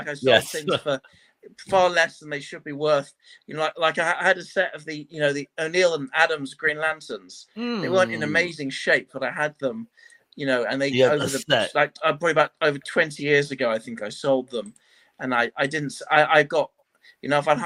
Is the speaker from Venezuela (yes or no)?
no; London, United Kingdom; I was born and raised in London, which is where I still live. So I've always lived in North London since I was born.